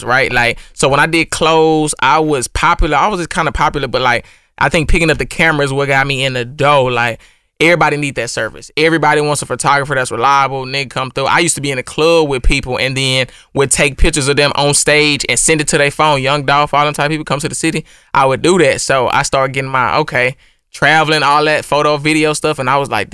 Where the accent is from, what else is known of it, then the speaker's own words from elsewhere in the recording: Missouri City, Texas, United States; I'm born and raised in Houston, Mo City, Ridgemont 4